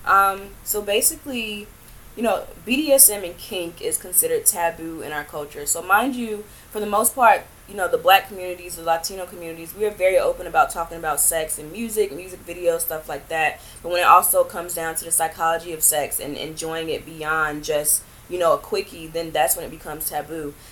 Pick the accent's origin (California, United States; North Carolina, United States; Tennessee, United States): North Carolina, United States; Greenville; moved away as an adult; also born or lived in Raleigh, North Carolina; now in New York, United States; I am originally from North Carolina, um, a small town called Greenville.